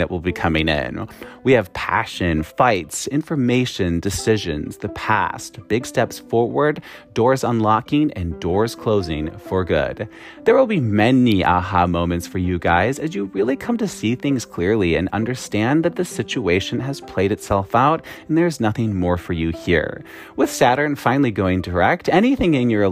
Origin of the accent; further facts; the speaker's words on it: Wisconsin, United States; accent: Wisconsin; everyone was making fun of my Wisconsin accent